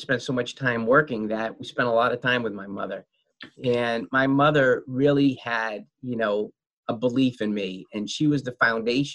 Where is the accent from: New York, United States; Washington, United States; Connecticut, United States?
Connecticut, United States; New London; New London, Connecticut. That's southeastern Connecticut by Rhode Island.